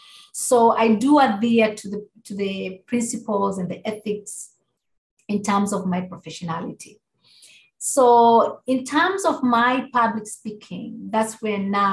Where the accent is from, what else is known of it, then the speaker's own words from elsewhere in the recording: Kenya; moved away; growing up in Kenya and being exposed to Indigenous wisdom and religions